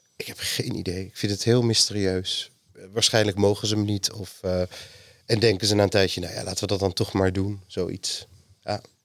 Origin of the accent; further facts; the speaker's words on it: Amsterdam, North Holland, Netherlands; Ik ben geboren in Amsterdam